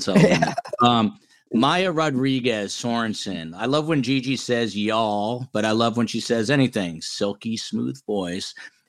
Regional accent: United States; I'm from New York, New Jersey.

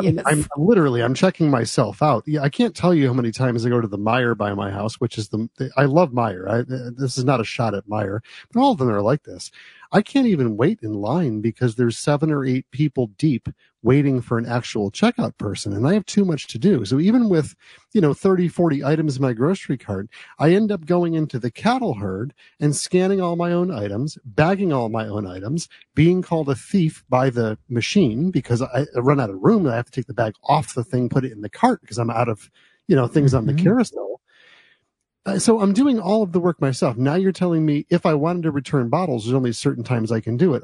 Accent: United States; moved away; also born or lived in New Jersey; where I grew up in New York and New Jersey

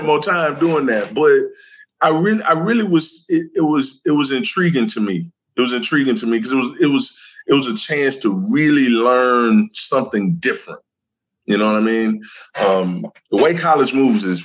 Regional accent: Decatur, Georgia, United States; I'm from Decatur, Georgia

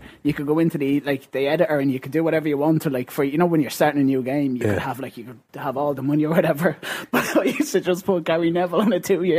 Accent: Ireland; we're Irish

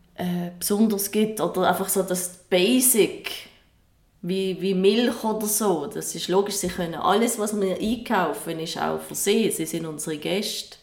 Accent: Switzerland; bei uns in der Schweiz

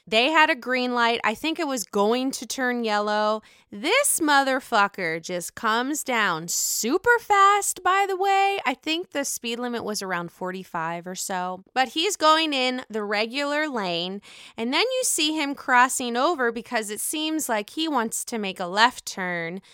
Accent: Pittsburgh, Pennsylvania, United States; now in Chicago, United States; I live in Chicago. I'm from Pittsburgh.

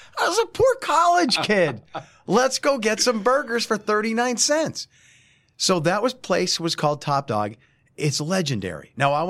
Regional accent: Dickson City, Pennsylvania, United States; I grew up in Lackawanna County. Right in Dixon City is where everything was.

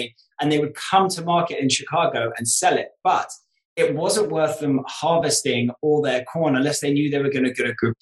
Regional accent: United Kingdom; moved away as an adult; also born or lived in New York; being British and being in New York.

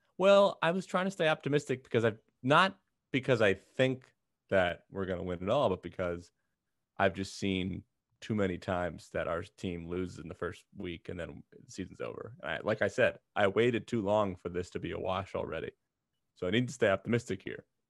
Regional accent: Philadelphia, Pennsylvania, United States; I was born in Philly

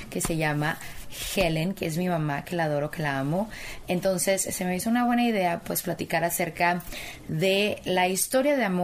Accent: Tabasco, Mexico; moved away; also born or lived in Mexico City; ¿Dónde naciste? En Tabasco. Yo soy tabasqueña. Y mi papá es de... Poblano

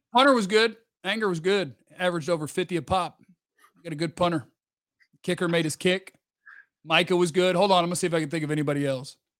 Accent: Dallas, Texas, United States; I grew up in Dallas

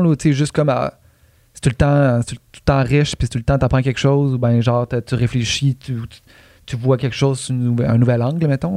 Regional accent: Quebec, Canada; on est tous québécois

